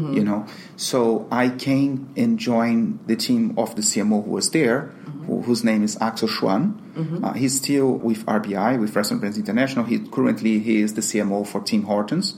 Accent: Brazil; also born or lived in London, United Kingdom; now in Miami, United States; I'm Brazilian

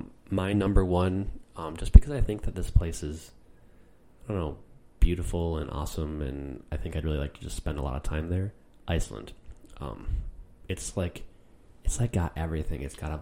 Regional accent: United States; as an American citizen

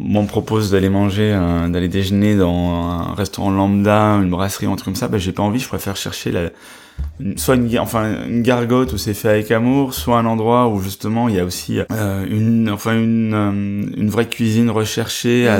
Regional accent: Brussels, Brussels-Capital Region, Belgium; moved away as an adult; also born or lived in Spain; now in France; Je suis né à Bruxelles

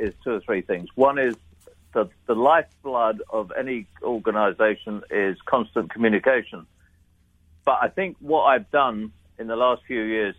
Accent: United Kingdom; as a Brit, I'm naturally self-deprecating.

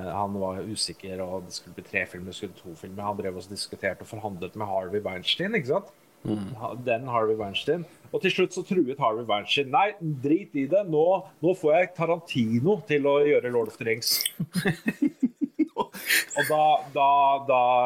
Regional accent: Oslo, Norway; Jeg vokste opp på Nordstrand uh, i Oslo

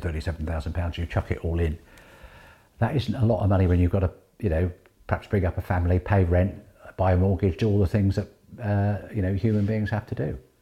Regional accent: Guernsey; Born and bred in Guernsey

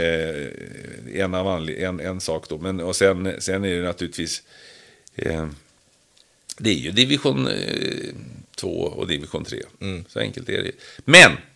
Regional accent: Sweden; vi svenskar

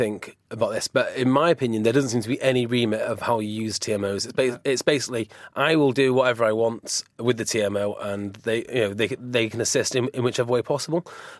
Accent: Wales, United Kingdom; I'm Welsh

